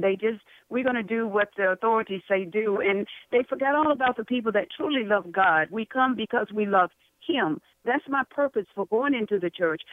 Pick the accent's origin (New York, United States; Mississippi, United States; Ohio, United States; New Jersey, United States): Mississippi, United States; Greenville; moved away; also born or lived in Parkdale; my hometown of Greenville, Mississippi